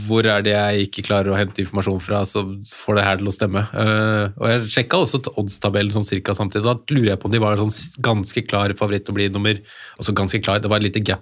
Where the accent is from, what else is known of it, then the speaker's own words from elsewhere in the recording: Kongsvinger, Innlandet, Norway; jeg er fra Kongsvinger